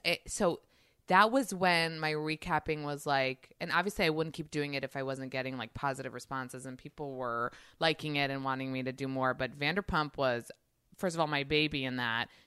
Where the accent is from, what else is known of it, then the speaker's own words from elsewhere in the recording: New York, United States; moved away as an adult; also born or lived in Israel; I'm from New York